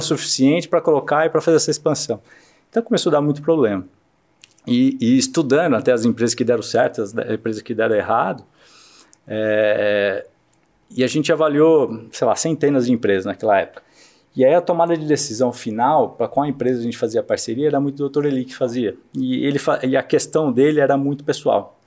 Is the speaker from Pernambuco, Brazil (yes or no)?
no; São Paulo, Brazil; also born or lived in Iacanga, São Paulo / São Carlos, São Paulo; Mas fui criado em São Paulo